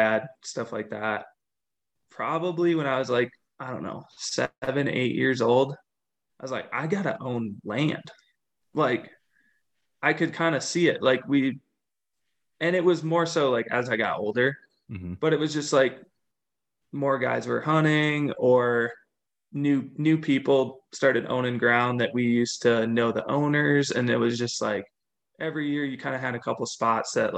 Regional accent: Minnesota, United States; moved away as an adult; now in Colorado, United States; I grew up in the Midwest, grew up in Minnesota, and then came out to Colorado for school

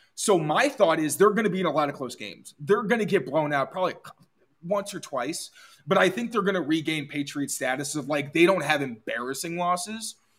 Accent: Chicago, Illinois, United States; moved away; I'm originally from Chicago

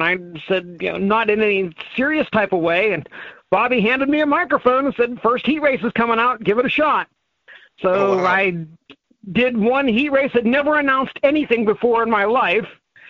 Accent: Pittsburgh, Pennsylvania, United States; I grew up in Pittsburgh.

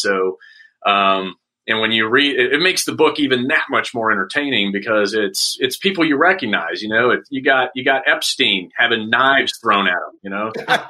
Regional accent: Saudi Arabia; And growing up in Saudi, I got comic books, but it would take 3 months to get it because they would sit at customs.

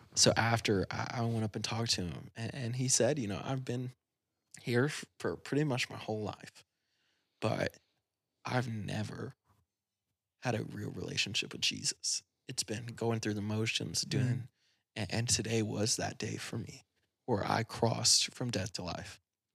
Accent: Battle Creek, Michigan, United States; I grew up in Battle Creek.

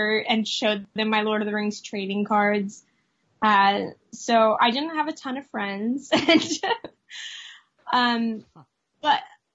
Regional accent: Oklahoma, United States; I grew up in Oklahoma

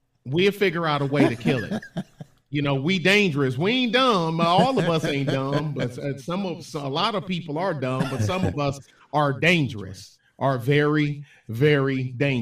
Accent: Detroit, Michigan, United States; I'm from the West Side

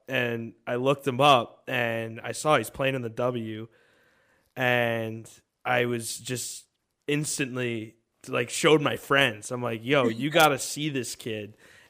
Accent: New York, United States; moved away; I am the token New York sports fan, because I'm from New York originally.

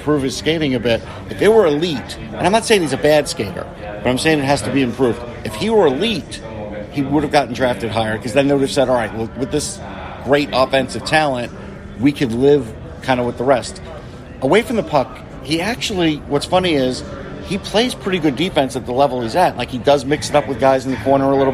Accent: New York, United States; accent: New York; my New York accent

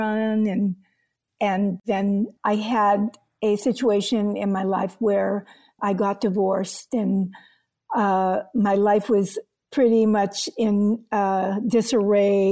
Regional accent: Boston, Massachusetts, United States; moved away as an adult; also born or lived in Oakland; I grew up in Boston

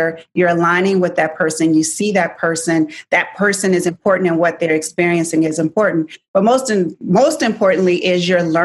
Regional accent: Virginia, United States; I grew up in Virginia

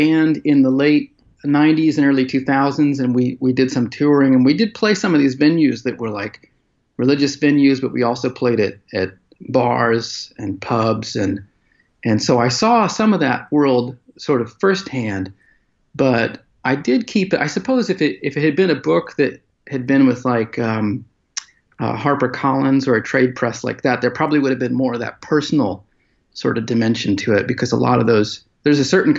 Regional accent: United States; Yeah, I'm an American historian, and I focus quite a bit in my work on religion.

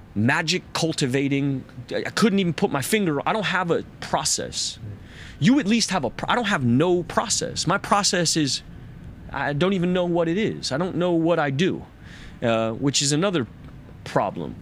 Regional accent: United States; as an American man

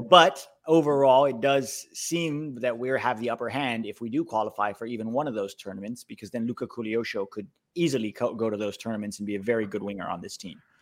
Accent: United States; as an American fan

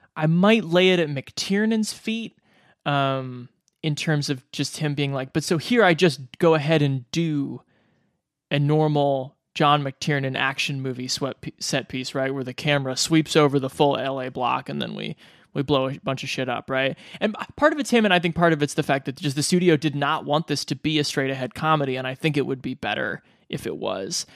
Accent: Omaha, Nebraska, United States; growing up in Omaha, Nebraska

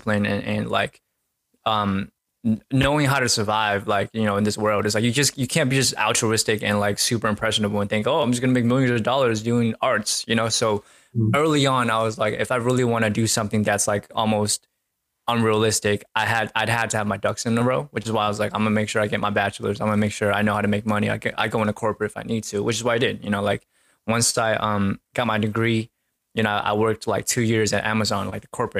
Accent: Seattle, Washington, United States; also born or lived in Maryland; the latter half of my childhood was in Seattle

